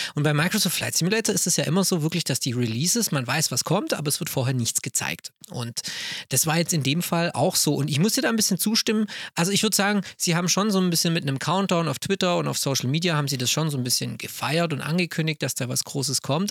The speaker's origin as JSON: {"language": "German", "area": "Swabia", "region": "Baden-Württemberg", "country": "Germany"}